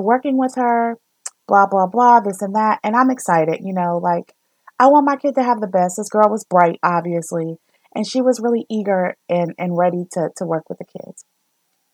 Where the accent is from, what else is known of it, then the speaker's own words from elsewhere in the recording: the South, United States; I grew up in the South.